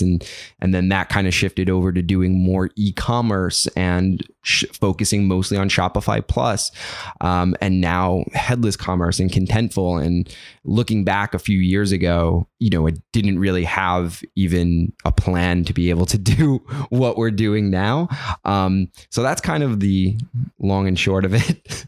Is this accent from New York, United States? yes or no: yes; New York City, New York, United States; I grew up in, in South Brooklyn in, uh, in a neighborhood called Gravesend